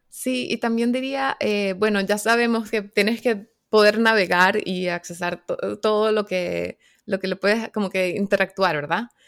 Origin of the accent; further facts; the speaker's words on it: Caracas, Capital District, Venezuela; now in North Carolina, United States; yo soy de Caracas, Venezuela, pero ahorita estoy viviendo en Carolina del Norte, en los Estados Unidos